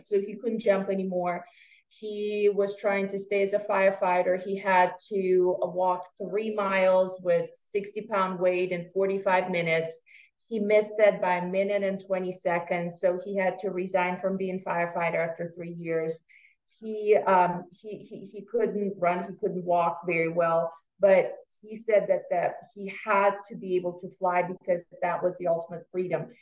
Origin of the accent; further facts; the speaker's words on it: Russia; moved away; I was born and raised in Russia